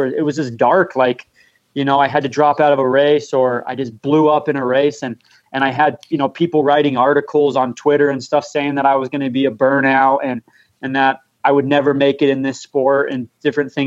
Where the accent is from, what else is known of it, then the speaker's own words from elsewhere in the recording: St. George, Utah, United States; now in Cedar City, United States; I'm from St. George, Utah